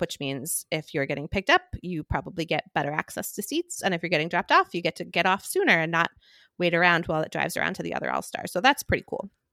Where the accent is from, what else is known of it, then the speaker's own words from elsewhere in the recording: Boston, Massachusetts, United States; I am from Boston. We are Catholic.